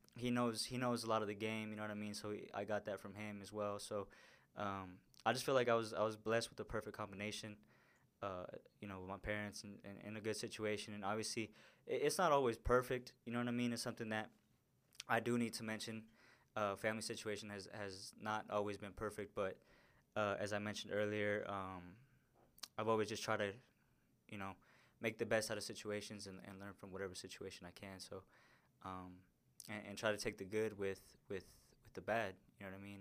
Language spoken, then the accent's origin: English; Denver, Colorado, United States; And that's pretty much where I grew up, man. I went to school there, met all my friends there, and, um, grew up in South